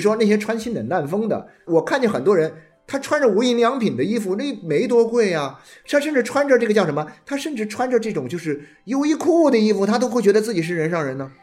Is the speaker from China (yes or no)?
yes; Nanchang, Jiangxi, China; now in Guangdong, China; 我们那个是，因为是个高校，我从小在这个高校的院子里面长大，因为江西的高校，高等教育比较落后一点啊，所以当年的五十年代呢，就全国的这种比较教育比较发达的地方呢，就支援江西的教育啊。所以呢，我们学校里面有很多上海来的老师